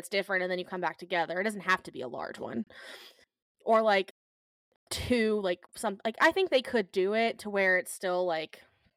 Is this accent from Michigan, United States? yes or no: no; Georgia, United States; As anybody who was born and raised in Georgia